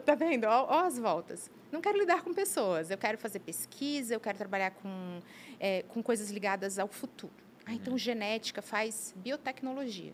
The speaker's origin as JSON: {"language": "Portuguese", "town": "Brusque", "region": "Santa Catarina", "country": "Brazil", "tie": "born or raised there", "moved": "yes", "lives_now": "Blumenau, Brazil", "said": "Minha terra maravilhosa, tenho muitos amigos lá, vivi minha infância, mas eu tenho mais tempo de Blumenau que de Brusque."}